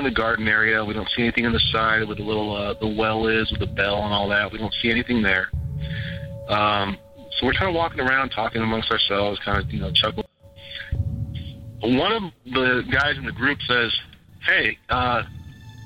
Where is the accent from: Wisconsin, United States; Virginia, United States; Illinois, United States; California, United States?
California, United States; Ventura County; I was born and raised out here in the Ventura County area